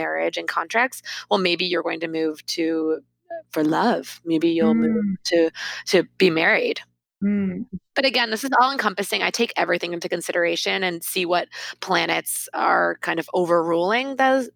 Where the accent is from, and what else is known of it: Detroit, Michigan, United States; born or raised there; moved away